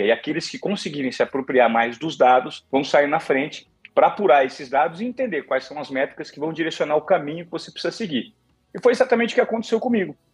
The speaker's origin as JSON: {"language": "Portuguese", "town": "Presidente Venceslau", "region": "São Paulo", "country": "Brazil", "tie": "born or raised there", "moved": "yes", "lives_now": "São Paulo, Brazil", "said": "de onde eu vim, eu sou um menino simples de Presidente Venceslau, interior de São Paulo. Fui conhecer São Paulo com 17 anos"}